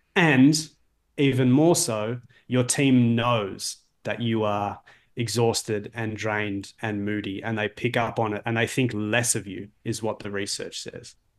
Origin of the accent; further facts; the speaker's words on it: Melbourne, Victoria, Australia; now in Toronto, Canada; I'm in Toronto, Ontario. I'm from Melbourne, Australia.